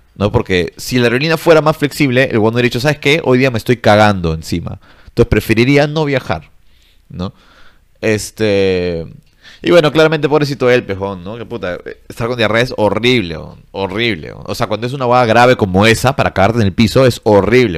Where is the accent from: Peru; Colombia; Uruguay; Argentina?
Peru; los peruanos estamos en, el intermedio